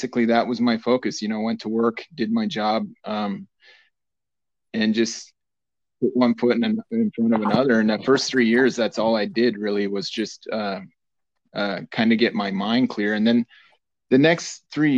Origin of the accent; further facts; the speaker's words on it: Lander, Wyoming, United States; Growing up in Lander